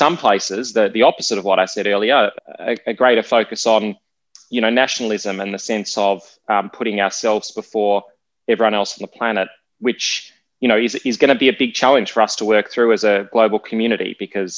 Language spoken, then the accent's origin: English; Australia; growing up in Australia